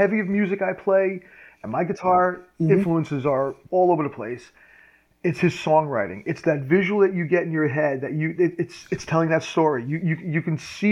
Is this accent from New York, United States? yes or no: yes; Mineola, New York, United States; I grew up in Mineola